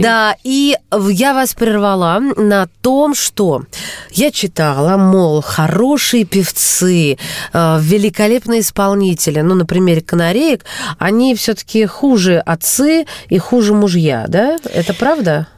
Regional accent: Kursk, Kursk Oblast, Russia; я родом из Курска

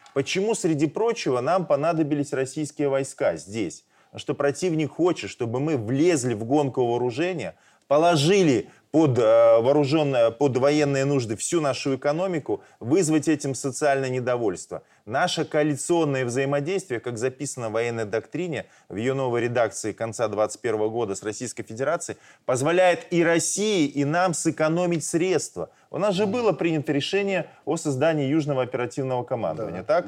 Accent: Belarus; мы белорусы

